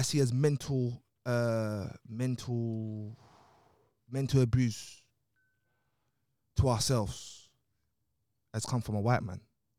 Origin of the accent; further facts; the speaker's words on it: Nigeria; now in London, United Kingdom; because look, I'm from Nigeria to London, so it didn't really affect me.